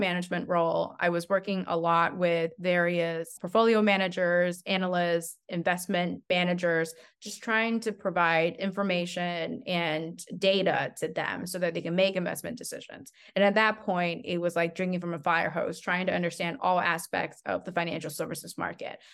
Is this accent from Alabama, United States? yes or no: no; Albuquerque, New Mexico, United States; also born or lived in Henan, China; I grew up in Albuquerque, New Mexico. I consider myself a New Mexican